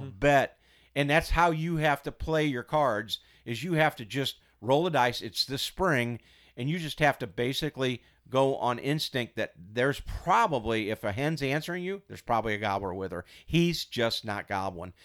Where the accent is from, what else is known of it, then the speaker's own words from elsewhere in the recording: Missouri, United States; moved away as an adult; also born or lived in St. Louis; now in Iowa, United States; I'm from Missouri.